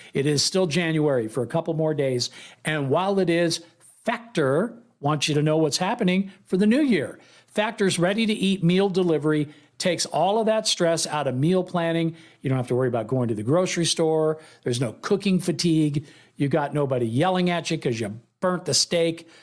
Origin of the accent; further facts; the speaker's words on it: Oakland, California, United States; moved away; my hometown